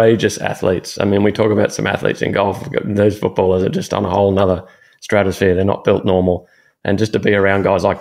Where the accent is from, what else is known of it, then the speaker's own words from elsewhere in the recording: Melbourne, Victoria, Australia; moved away; I used to fish a little bit growing up in Melbourne